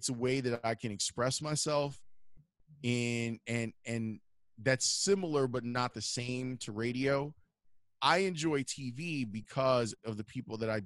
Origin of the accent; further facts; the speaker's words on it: Chicago, Illinois, United States; also born or lived in Homewood, Illinois; I grew up on the South Side, and then we moved to Homewood when I was 14, specifically for me to go to HF